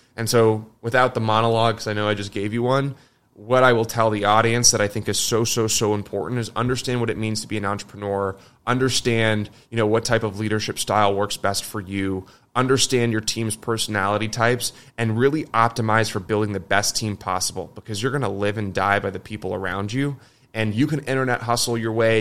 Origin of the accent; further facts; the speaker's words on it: United States; me as an American